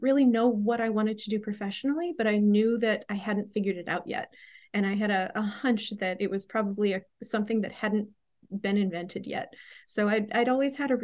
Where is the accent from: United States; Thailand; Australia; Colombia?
United States; Pittsburgh, Pennsylvania; where I grew up in the Pittsburgh, Pennsylvania area